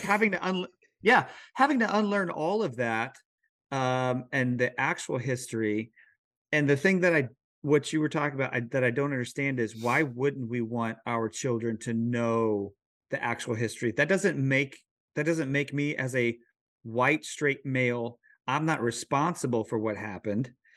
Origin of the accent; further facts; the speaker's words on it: Missouri, United States; moved away; I'm from Missouri